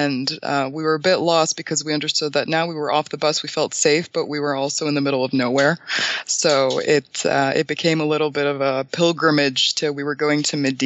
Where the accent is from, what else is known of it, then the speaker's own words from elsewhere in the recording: Canada; moved away as an adult; now in Bulgaria; I'm originally from Bulgaria, so my parents ended up immigrating to Canada in 2001, and I was 6. So I haven't been to a Bulgarian school at all, and I ended up being educated in Canada